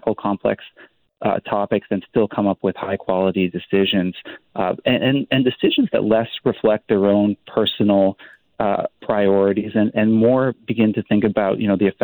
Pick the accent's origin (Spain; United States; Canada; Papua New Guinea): Canada; British Columbia; our well-being as British Columbians.